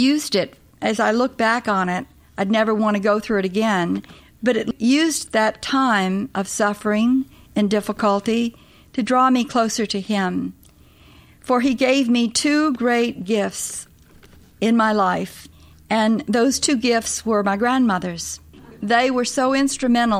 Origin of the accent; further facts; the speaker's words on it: New Orleans, Louisiana, United States; moved away as an adult; I was born in New Orleans, way down yonder in New Orleans.